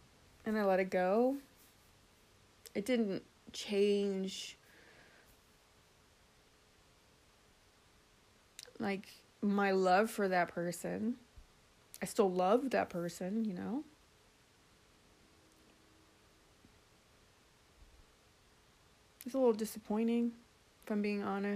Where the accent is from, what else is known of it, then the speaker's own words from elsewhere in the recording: Florida, United States; now in South Carolina, United States; I grew up in Florida